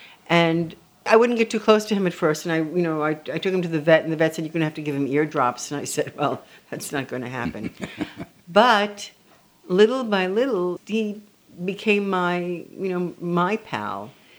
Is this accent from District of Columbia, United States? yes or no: no; New York, United States; also born or lived in Tel Aviv, Israel; I was born in Tel Aviv. Yes. And then when I was 4 years old, we moved to New York. First, a short stint on Upper Broadway at the Hotel Monterey.